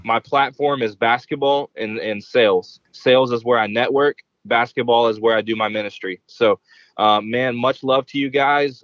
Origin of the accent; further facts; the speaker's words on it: Huntsville, Alabama, United States; now in Central Florida, United States; from Huntsville, Alabama